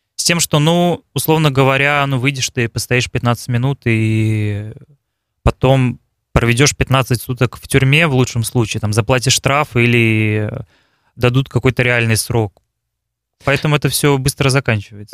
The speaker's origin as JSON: {"language": "Russian", "town": "Balakovo", "region": "Saratov Oblast", "country": "Russia", "tie": "born or raised there", "also_born_or_lived": "Moscow", "said": "Я из России, родился в городе Балаково Саратовской области, как его еще называют Волжская Венеция."}